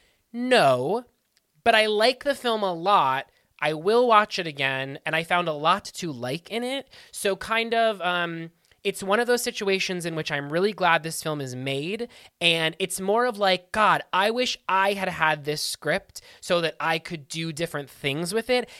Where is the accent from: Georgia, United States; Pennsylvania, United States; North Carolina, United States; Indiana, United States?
Pennsylvania, United States; Pittsburgh; my hometown, Pittsburgh